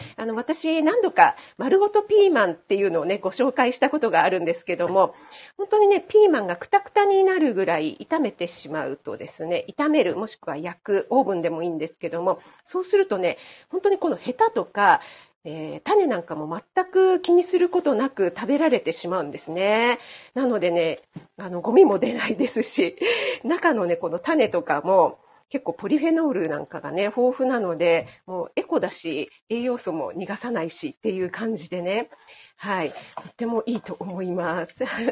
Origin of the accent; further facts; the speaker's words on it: Kanagawa, Japan; moved away as an adult; 私、神奈川県出身なんですけども、全然ね、あの、知らない土地に来たんですよね。あの、夫の地元に来たんです